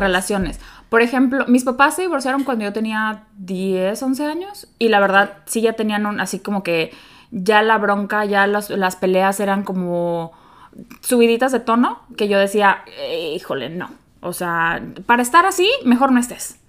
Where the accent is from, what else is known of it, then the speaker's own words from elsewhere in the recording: Mexico; como bonita latina, mexicana